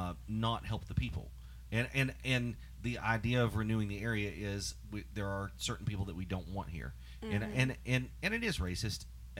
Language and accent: English; Beckley, West Virginia, United States; I'm from Beckley